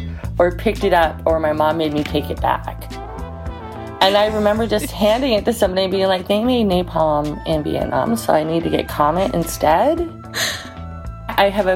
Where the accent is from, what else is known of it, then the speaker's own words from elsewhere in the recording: Utah, United States; now in Denali National Park, Alaska, United States; I currently live in Denali National Park, Alaska, but I'm originally from Utah